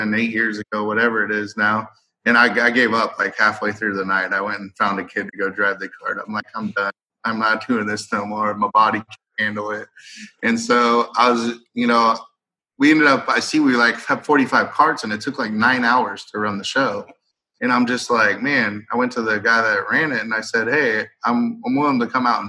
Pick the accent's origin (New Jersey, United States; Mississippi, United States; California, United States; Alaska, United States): California, United States; Merced; I never worked in my hometown.